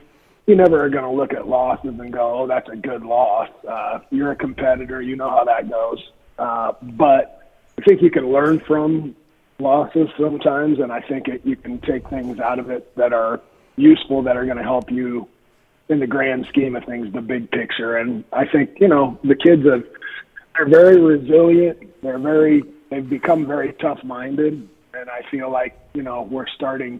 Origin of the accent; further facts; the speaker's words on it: Nebraska, United States; also born or lived in Atkinson, Nebraska; I'm a kid from Atkinson, Nebraska. I went to high school there, but grew up here.